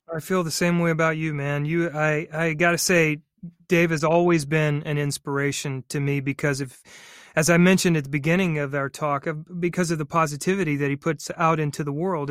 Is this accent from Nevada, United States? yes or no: no; North Carolina, United States; moved away as an adult; didn't have the scores to get into state or Carolina or any of the vaunted uh, universities in my home state